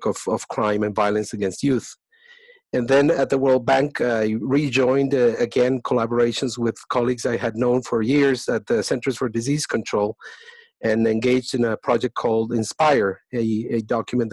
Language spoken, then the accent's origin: English; Colombia; moved away as an adult; I was born in Colombia. I studied medicine there.